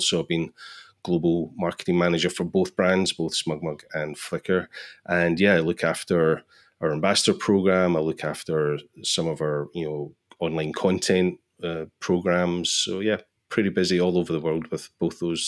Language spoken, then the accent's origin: English; Scotland, United Kingdom; I'm from Scotland